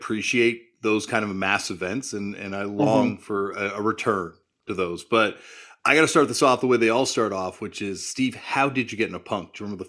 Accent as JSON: {"language": "English", "town": "Toronto", "region": "Ontario", "country": "Canada", "said": "I'm from Toronto, but we drove down for the second day of the Warped Tour"}